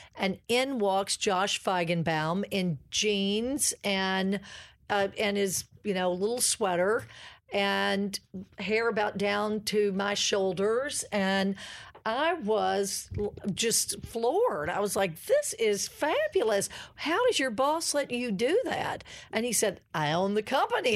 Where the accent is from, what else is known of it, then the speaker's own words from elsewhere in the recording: Kentucky, United States; moved away; I'm a country girl. Oh, my gracious. I'm from the Bluegrass Go-Cats